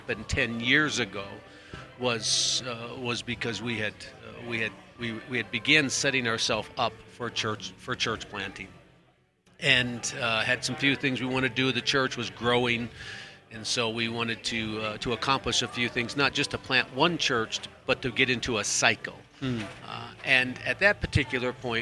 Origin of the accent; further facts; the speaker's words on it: Minnesota, United States; also born or lived in Poland; now in Leavenworth, United States; I grew up in Minnesota, my wife in Iowa, so Midwesterners